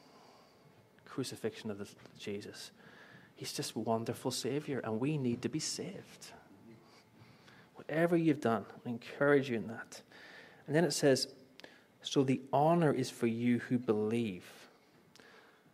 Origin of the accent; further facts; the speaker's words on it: Belfast, Northern Ireland, United Kingdom; moved away; I grew up in Belfast, greatest city on the earth.